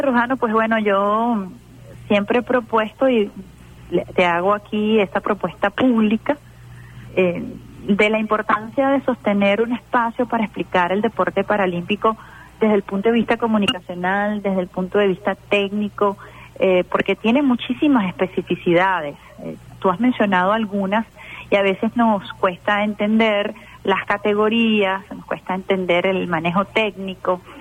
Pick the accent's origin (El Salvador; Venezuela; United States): Venezuela